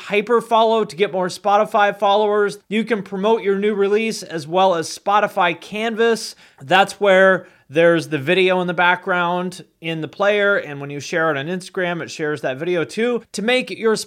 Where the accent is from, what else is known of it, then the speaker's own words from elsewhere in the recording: Seattle, Washington, United States; moved away; also born or lived in Cleveland; I grew up in Seattle